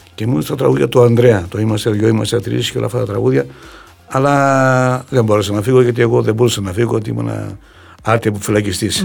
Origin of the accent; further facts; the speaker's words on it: Doumpia, Central Macedonia, Greece; moved away as an adult; το χωριό μου. Ένα χωριό το οποίο και τα παιδικά μου, στα παιδικά μου χρόνια φαντάζει ακόμα ένα πολύ όμορφο χωριό